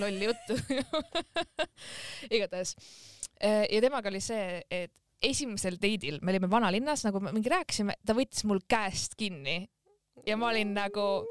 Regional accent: Estonia; ma ikkagi olen eestlane

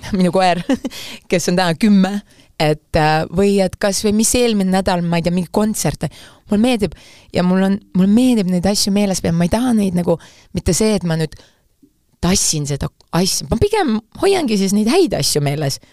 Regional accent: Saare County, Estonia; ma olen Saaremaalt

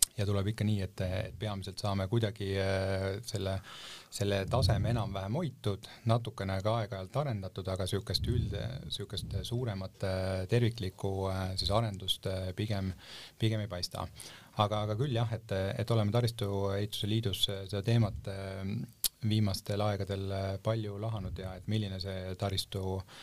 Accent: Paide, Järva County, Estonia; ma ise olen näiteks Paidest pärit

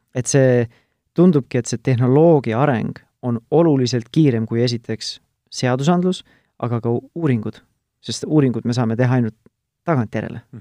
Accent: Tartu, Tartu County, Estonia; mina olen Tartust pärit

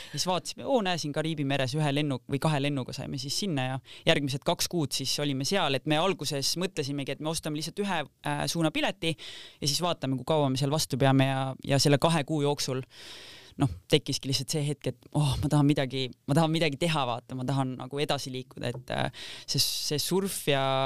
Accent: Kose, Harju County, Estonia; mina ühesõnaga kasvasin siis üles Kosel

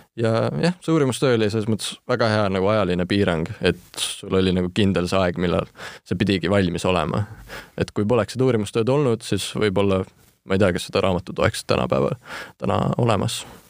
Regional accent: Estonia; first language Estonian and Finnish; ma olen siis ikkagi eestlane, Eestis sündinud, kuid mu isapoolne suguvõsa ja kõik sealt on soomlased ja jah, nii eesti kui soome keel on mu emakeeled

